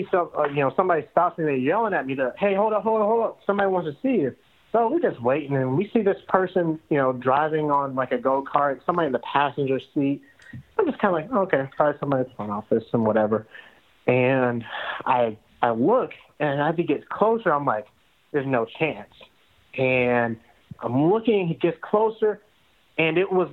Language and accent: English; outside of Atlanta, Georgia, United States; I'm from Georgia and I'm from I'm from outside of Atlanta